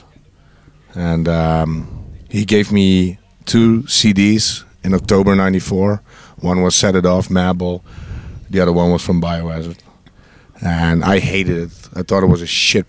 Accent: North Brabant, Netherlands; Brabant. I'm from Brabant. We're all born in villages.

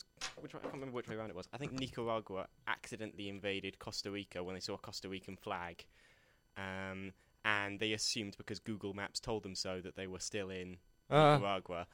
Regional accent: United Kingdom; we're both British.

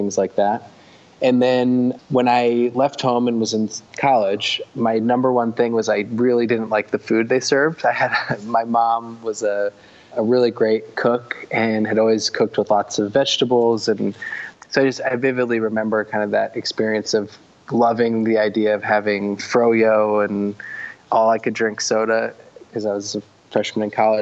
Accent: New Jersey, United States; So I grew up in New Jersey. I was born in a small town about 45 minutes west of New York City

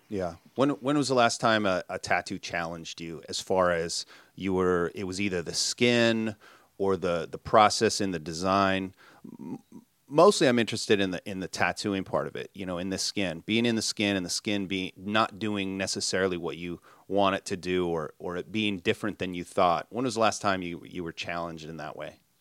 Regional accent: Minnesota, United States; I grew up in Minnesota

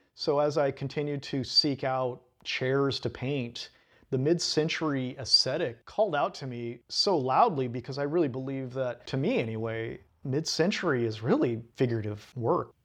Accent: Sweet Home, Oregon, United States; also born or lived in Eugene, Oregon; now in Portland, United States; I'm from Home, Oregon, as you mentioned, and I grew up in a that's a real small uh, logging town in the middle of the Cascades.

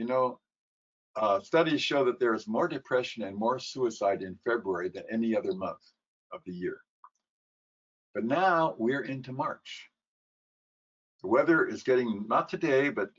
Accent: California, United States; now in New York, United States; Originally a Californian, but now I'm a New Yorker

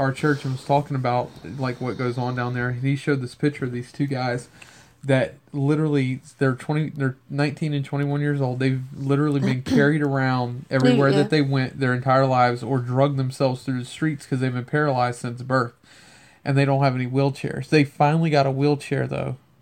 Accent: Cajun, Louisiana, United States; I'm Cajun

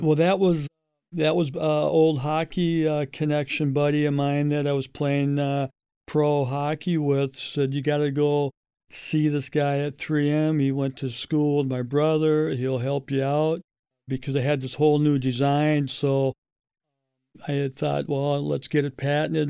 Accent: St. Louis Park, Minnesota, United States; I grew up in St. Louis Park and uh, graduated in 77

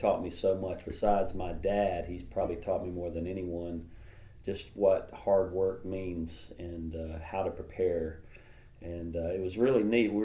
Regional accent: Fairview, North Carolina, United States; It was a very rural community called Fairview. It was about 20 minutes outside of Asheville

